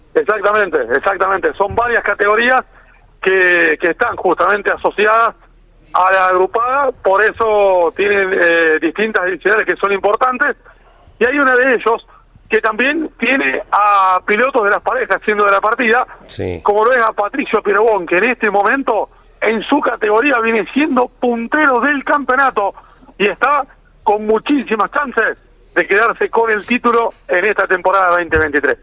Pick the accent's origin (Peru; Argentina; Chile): Argentina; Santa Fe; como santafesinos